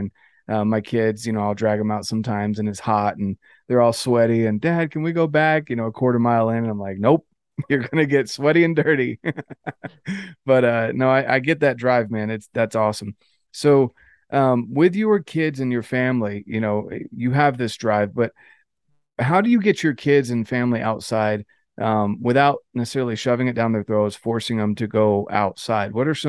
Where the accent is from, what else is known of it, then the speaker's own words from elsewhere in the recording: North Carolina, United States; You know, I came out here from North Carolina and I was on the verge of moving back.